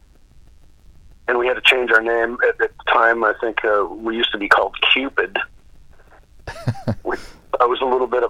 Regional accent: Duluth, Minnesota, United States; moved away as an adult; I was from Duluth, Minnesota

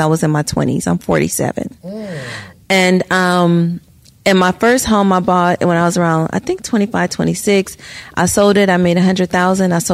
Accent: Gary, Indiana, United States; moved away; I was born in Gary

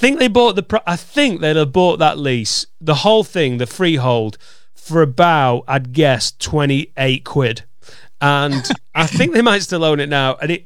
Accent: Preston, North West England, United Kingdom; born or raised there

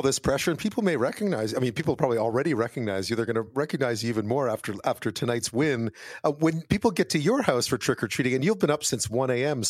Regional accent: Canada; growing up in Canada and also being so exposed to the U.S.

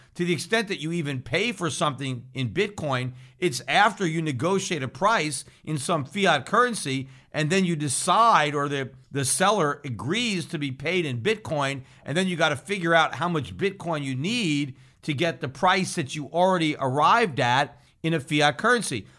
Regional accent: United States; as an American citizen

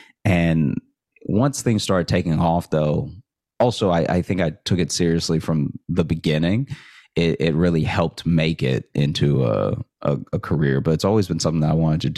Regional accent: Alexandria, Louisiana, United States; now in Chicago, United States; So I grew up in Alexandria, and I went to college in Shreveport, Louisiana.

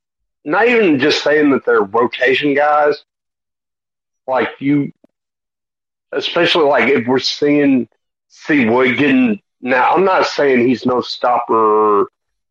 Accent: East Texas, United States; I'm from East Texas

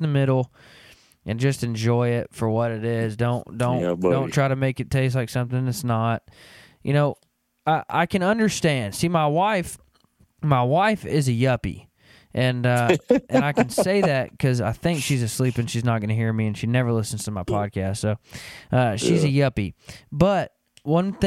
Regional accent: Arkansas, United States; moved away as an adult; now in Kansas, United States; I grew up in Arkansas and moved to Kansas about 7 years ago

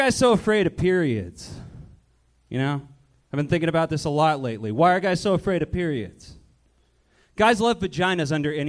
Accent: Manhattan Beach, California, United States; now in Long Beach, United States; I'm originally from Manhattan Beach, actually.

